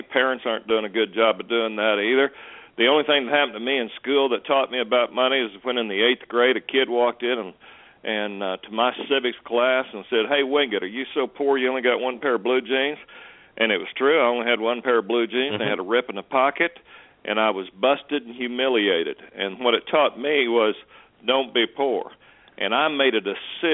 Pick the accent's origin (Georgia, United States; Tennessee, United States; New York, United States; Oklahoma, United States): Oklahoma, United States; Muskogee; I grew up dirt poor in Muskogee, Oklahoma